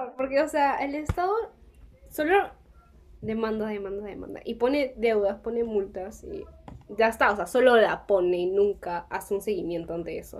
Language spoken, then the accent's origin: Spanish; Peru; nosotros como peruanos